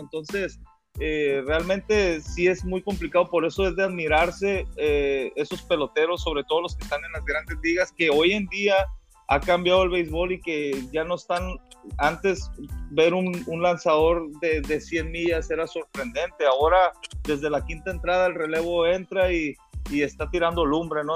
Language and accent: Spanish; Mexico; nosotros como mexicanos